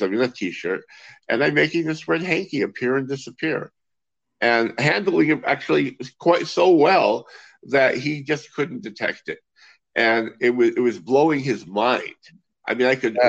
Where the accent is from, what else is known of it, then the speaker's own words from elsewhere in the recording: Los Angeles, California, United States; now in Israel; I hail from Los Angeles, and um, I grew up around uh, the Magic Castle and the and the magic shops there in Hollywood and and the LA area